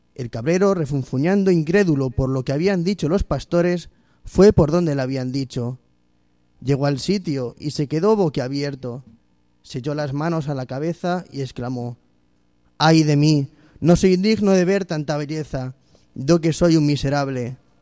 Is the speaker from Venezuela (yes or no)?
no; Móstoles, Community of Madrid, Spain; yo soy de Móstoles